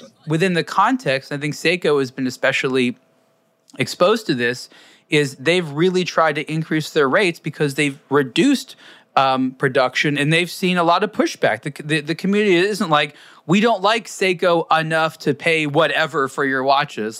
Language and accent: English; United States; as an American